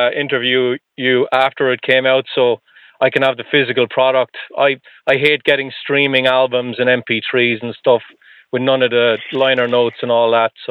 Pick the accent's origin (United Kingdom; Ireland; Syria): Ireland; now in United States; So, well, I'm not from here. I'm from Ireland